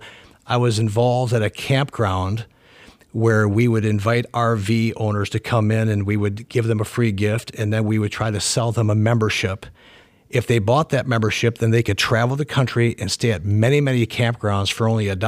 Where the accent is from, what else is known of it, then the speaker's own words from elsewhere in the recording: Madison, Wisconsin, United States; now in Lancaster, United States; Well, I'm from Madison, Wisconsin. That's where I grew up.